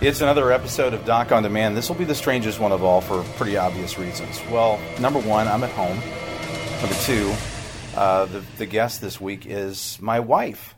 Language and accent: English; Hannibal, Missouri, United States; I grew up in Hannibal